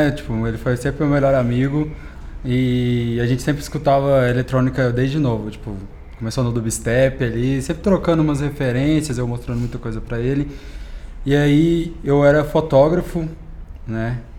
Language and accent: Portuguese; Uberlândia, Minas Gerais, Brazil; E tenho 23 anos, sou de Uberlândia. Morei aqui em São Paulo durante um ano.